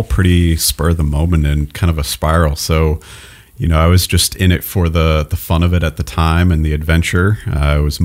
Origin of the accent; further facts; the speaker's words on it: Groton, Massachusetts, United States; also born or lived in New England; now in North Conway, United States; I grew up in Groton, Massachusetts